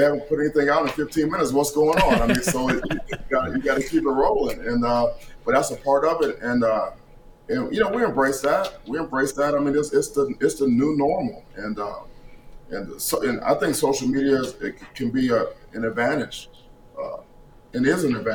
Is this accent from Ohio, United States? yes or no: yes; Cleveland, Ohio, United States; my hometown, Cleveland, Ohio